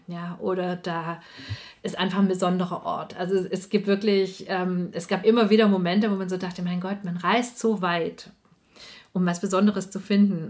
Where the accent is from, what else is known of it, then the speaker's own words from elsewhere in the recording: south-western Swabian Jura, Baden-Württemberg, Germany; Südwesten. Ich komme ja auch aus der Ecke